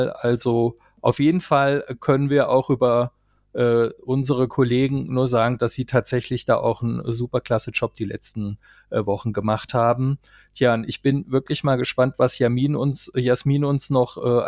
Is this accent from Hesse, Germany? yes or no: yes; Hesse, Germany; ich als Hesse. Wir haben ja hier Landtagswahlen äh, vor der Brust.